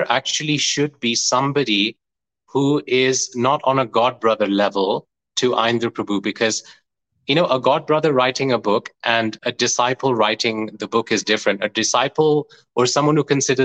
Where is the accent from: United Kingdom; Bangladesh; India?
United Kingdom; Leicester, East Midlands; I grew up in Leicester in UK